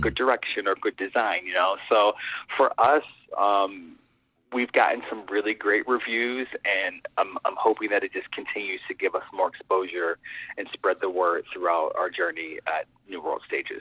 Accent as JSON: {"language": "English", "town": "Pittsburgh", "region": "Pennsylvania", "country": "United States", "tie": "born or raised there", "said": "I grew up in Pittsburgh, and that's when my love of theater really began"}